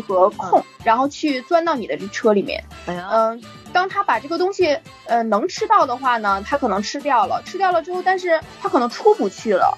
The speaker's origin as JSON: {"language": "Chinese", "region": "Northeast China", "country": "China", "said": "北方非常冷，因为我是东北人嘛，然后嗯。冬天的时候呢，基本上要在零下二三十度左右这样的一个温度"}